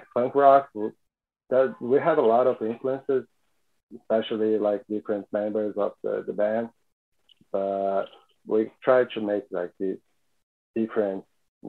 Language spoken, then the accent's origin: English; São Paulo, Brazil; we are all from Sao Paulo